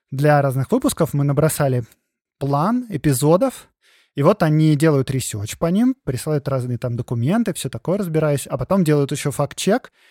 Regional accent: Belarus; понимание того, кто вообще мы, белорусы, ну, я говорю от имени белорусов

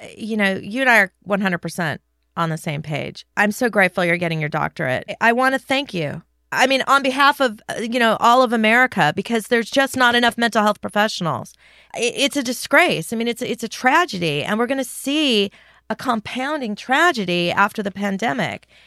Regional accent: California, United States; I grew up in California

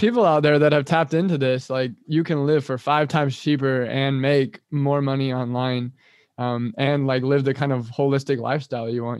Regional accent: Kansas, United States; moved away; also born or lived in Thailand; I've moved back to Kansas now. I'm from Kansas too

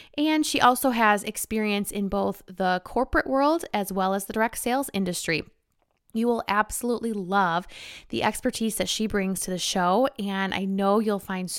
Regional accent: Michigan, United States; I'm from Michigan

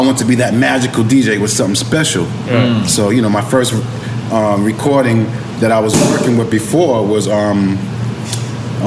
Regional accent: New York City, New York, United States; also born or lived in Astoria, Queens; I'm from Vernon

